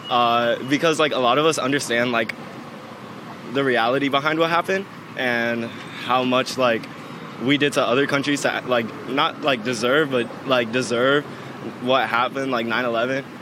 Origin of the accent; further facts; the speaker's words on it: New York, United States; 9 11. I'm from New York. Uh, it's traumatizing.